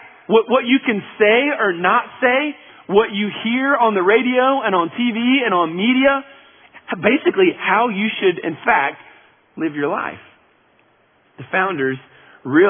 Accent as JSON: {"language": "English", "country": "United States", "said": "as American citizens"}